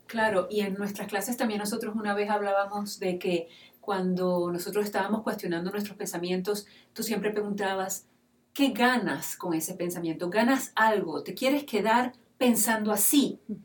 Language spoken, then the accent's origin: Spanish; Venezuela; yo como mujer venezolana